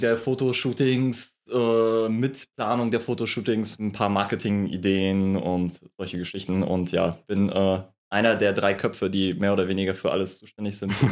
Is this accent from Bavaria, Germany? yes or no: no; Lübeck, Schleswig-Holstein, Germany; komme aus Lübeck, der schönsten Stadt